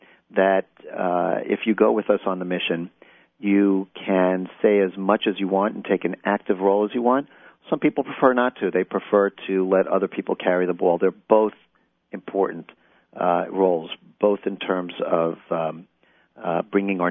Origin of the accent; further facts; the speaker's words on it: Englewood, New Jersey, United States; I'm from Englewood, New Jersey